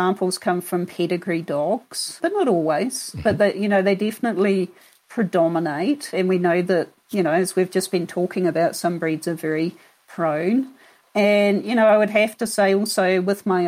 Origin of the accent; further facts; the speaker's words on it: New Zealand; moved away as an adult; also born or lived in Florida / Kentucky / London / Queensland; now in Denver, United States; I'm actually from New Zealand originally.